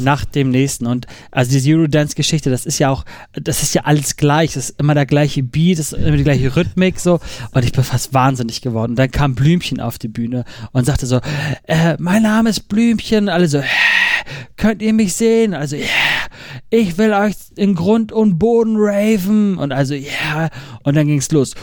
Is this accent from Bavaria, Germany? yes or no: no; Hamburg, Germany; ich komme aus Hamburg